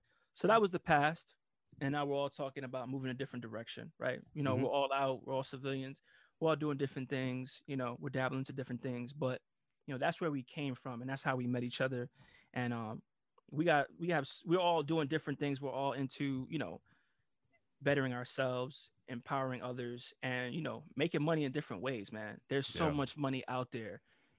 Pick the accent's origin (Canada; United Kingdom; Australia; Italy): Italy; moved away; Cause I came from Italy, so I had like my little Euro, you know, my little mullet and shit.